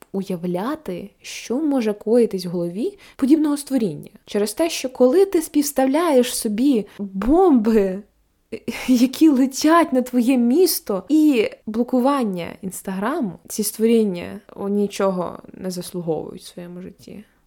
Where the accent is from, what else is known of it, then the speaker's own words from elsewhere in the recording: Kirovohrad Oblast, Ukraine; now in Lviv, Ukraine; я з Кіроградської області